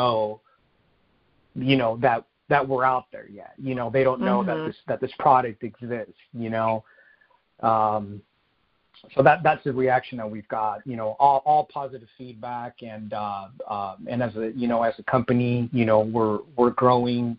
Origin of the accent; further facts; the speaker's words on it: Phoenix, Arizona, United States; both my wife and I are natives. I grew up in Central Phoenix